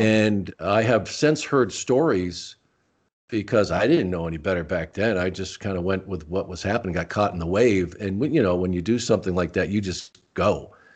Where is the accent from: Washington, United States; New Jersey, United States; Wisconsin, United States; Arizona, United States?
Arizona, United States; Tucson; also born or lived in Rochester, New York; I grew up in Tucson